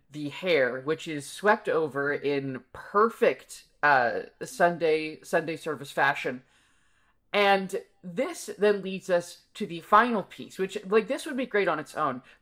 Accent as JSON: {"language": "English", "town": "Chapel Hill", "region": "North Carolina", "country": "United States", "said": "I'm from Chapel Hill"}